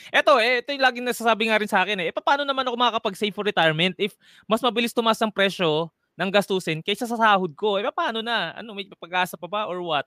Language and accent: Tagalog; Quezon City, Metro Manila, Philippines; Taga uh, Metro Manila, Novaliches, Quezon City